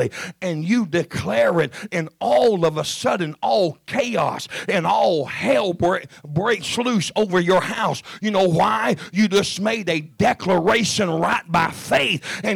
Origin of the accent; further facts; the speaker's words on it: the South, United States; I'm from the South